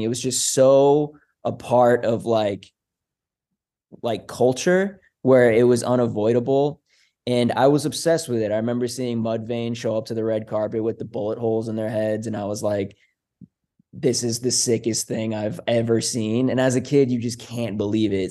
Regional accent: Foxborough, Massachusetts, United States; now in Vermont, United States; being at the bus stop in my hometown of Foxborough, Massachusetts

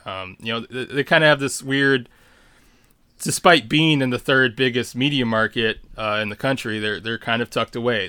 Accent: Chicago, Illinois, United States; when I grew up as one on the South Side, I, when I was in high school, um, my mother sent me to a, um, the one public school they have for smart kids in town

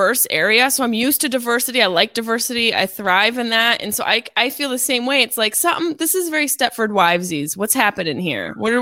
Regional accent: Syracuse, New York, United States; moved away; where I grew up in Syracuse

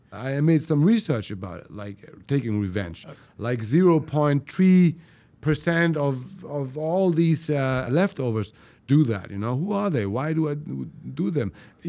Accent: Germany; Well, I was born and raised in Germany.

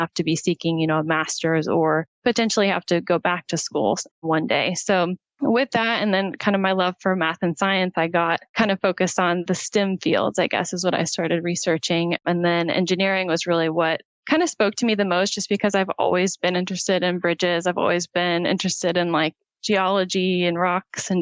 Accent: Oklahoma, United States; I'm from Oklahoma. I was raised by a single mom

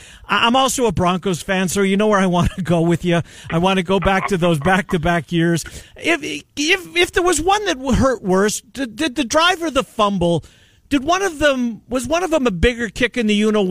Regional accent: Winnipeg, Manitoba, Canada; moved away; I'm a Canadian. I grew up in Winnipeg

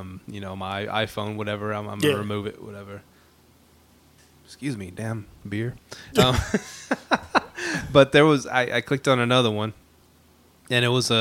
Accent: Houston, Texas, United States; And guess what? I'm from Houston.

